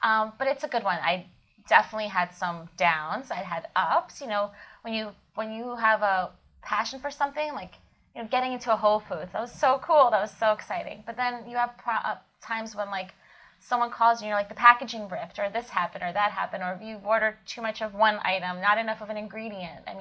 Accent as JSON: {"language": "English", "region": "Kyiv", "country": "Ukraine", "tie": "born or raised there", "moved": "yes", "said": "I was born in Kiev, Ukraine, where I was always ate buckwheat"}